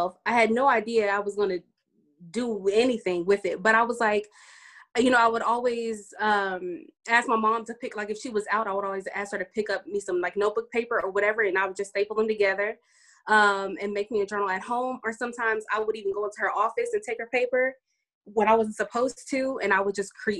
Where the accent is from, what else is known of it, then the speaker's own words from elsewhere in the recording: Dallas, Texas, United States; I'm from Dallas, Texas.